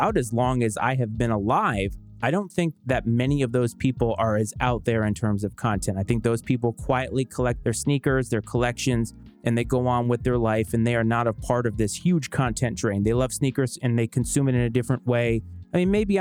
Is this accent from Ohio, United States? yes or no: no; Bristol, Rhode Island, United States; I was born and raised in Bristol, Rhode Island